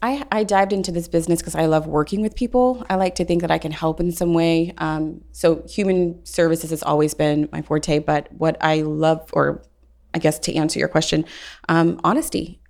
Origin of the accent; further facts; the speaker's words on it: Houston, Texas, United States; I'm from Houston, Texas, been recruiting for oil and gas